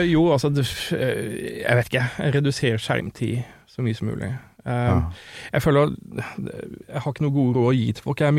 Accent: Sørlandet, Norway; jeg vokste opp på Sørlandet

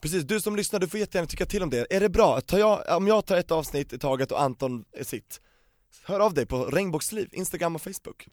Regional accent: Solna, Stockholm County, Sweden; jag är uppvuxen på Västermalm och i mm. Solna

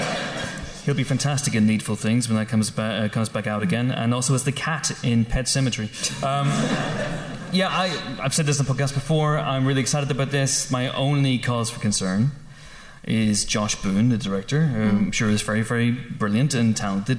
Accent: Northern Ireland, United Kingdom; moved away; you and I grew up in the Troubles

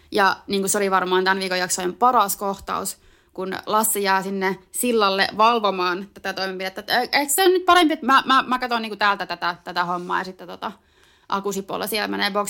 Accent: Central Finland, Finland

